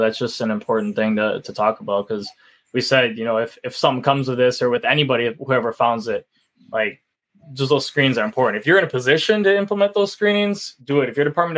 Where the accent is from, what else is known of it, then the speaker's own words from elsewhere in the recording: Wisconsin, United States; we're from Wisconsin